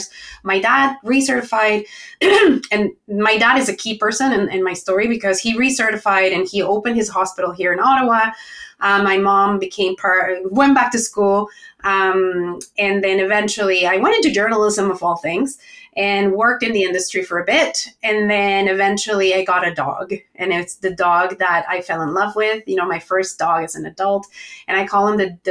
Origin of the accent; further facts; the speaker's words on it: Chihuahua, Mexico; moved away as an adult; now in Canada; So I am originally from Mexico, from the north of Mexico, a town called Chihuahua, which is where the little dog comes from. And I came when I was 18 years old